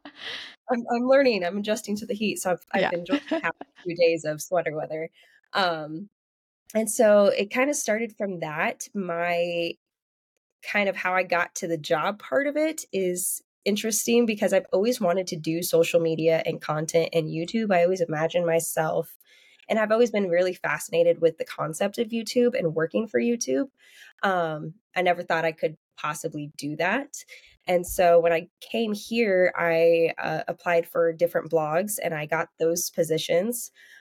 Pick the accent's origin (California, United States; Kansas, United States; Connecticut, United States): Kansas, United States; moved away; I'm from Kansas